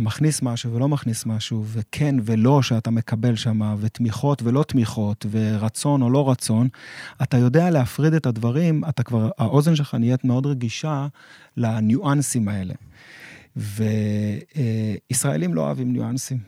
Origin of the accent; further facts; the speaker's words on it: Israel; אני, אני כישראלי